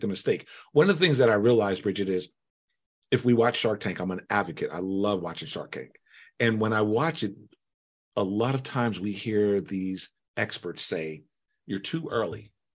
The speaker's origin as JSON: {"language": "English", "country": "United States", "tie": "born or raised there", "said": "I was born here in the United States."}